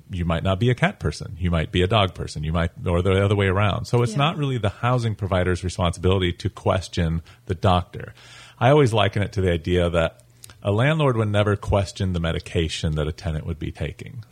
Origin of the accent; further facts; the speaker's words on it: Colorado, United States; moved away as an adult; now in St. Augustine, United States; I'm originally from Colorado, but I've been in Florida for about 11 years now